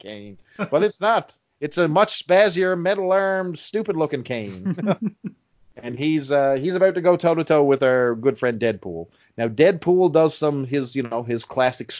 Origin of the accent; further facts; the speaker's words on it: Canada; us Canadians